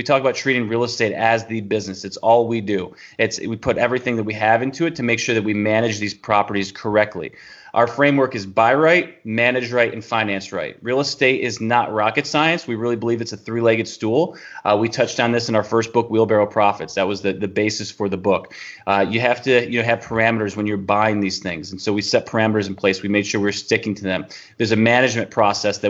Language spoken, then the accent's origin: English; New York, United States; moved away as an adult; now in Tennessee, United States; we're from New York, moving into Tennessee, which is in the South